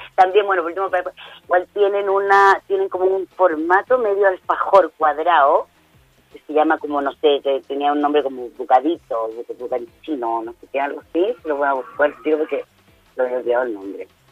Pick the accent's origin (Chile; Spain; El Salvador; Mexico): Chile; nosotros siempre igual como chilenos